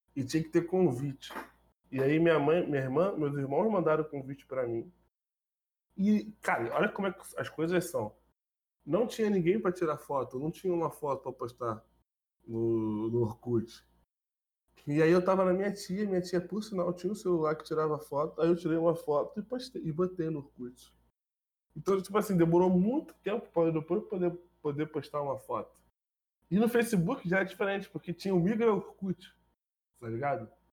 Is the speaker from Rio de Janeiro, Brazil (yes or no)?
yes; Rio de Janeiro, Brazil; eu era de Bangu